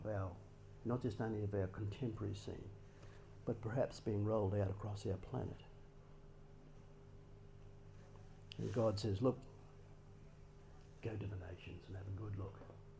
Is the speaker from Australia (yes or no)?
yes; Australia